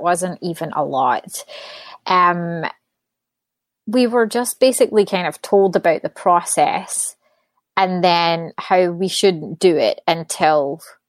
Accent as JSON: {"language": "English", "region": "Scotland", "country": "United Kingdom", "tie": "born or raised there", "moved": "yes", "said": "So I was born and raised in Scotland. Don't live there anymore. So I would say my accent's definitely died down a little bit."}